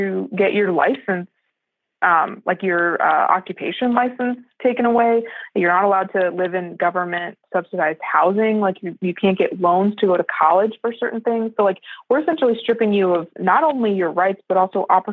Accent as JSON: {"language": "English", "region": "California", "country": "United States", "tie": "born or raised there", "said": "I grew up in California"}